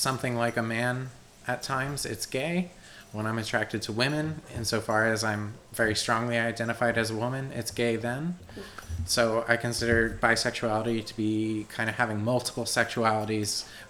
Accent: Warminster, Pennsylvania, United States; also born or lived in Meadowbrook, Pennsylvania / Washington, District of Columbia, United States / Philadelphia; I grew up in Warminster, which is a suburb of Philadelphia

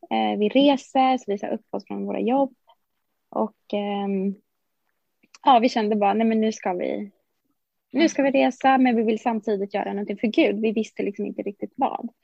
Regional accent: Stockholm, Stockholm County, Sweden; Eh, ja, men jag är också från Stockholm

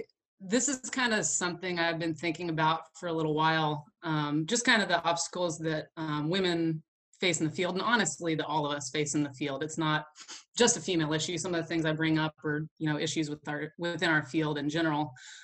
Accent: Oklahoma, United States; I feel like it's not the same weather that I was used to from Kentucky, and it's definitely challenging me as an Oklahoman.

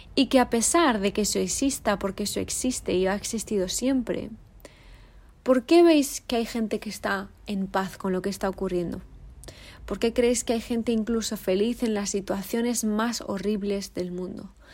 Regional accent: Spain; moved away as an adult; now in South Africa; yo como española

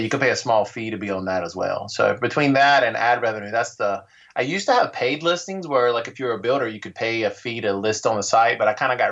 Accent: North Carolina, United States; also born or lived in Denver; I am from, I've lived all over, but I'm originally from North Carolina.

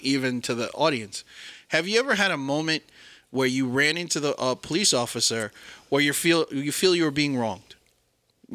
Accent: Westchester County, New York, United States; I grew up in Westchester County, New York

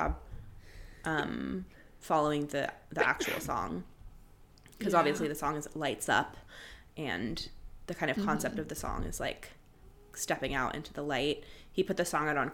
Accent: San Francisco, California, United States; I grew up in San Francisco and I used to swim there all the time.

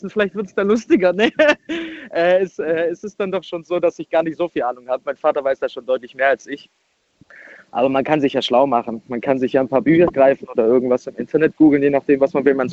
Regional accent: Baden-Württemberg, Germany; ich komme aus der Nähe von Stuttgart.

